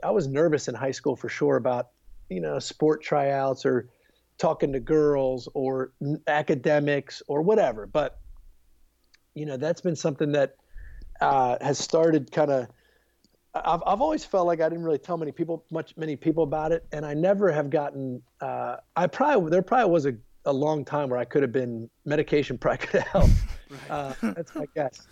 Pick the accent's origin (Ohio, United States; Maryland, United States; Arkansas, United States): Maryland, United States; Baltimore; moved away as an adult; also born or lived in Charlottesville, Virginia / Virginia Beach, Virginia / Harrisonburg, Virginia; now in outside Washington D.C., United States; I grew up in Baltimore, Maryland